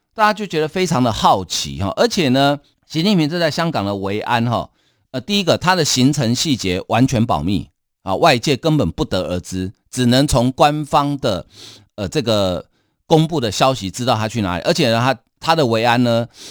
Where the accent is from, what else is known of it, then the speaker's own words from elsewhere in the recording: Taiwan; 我们台湾人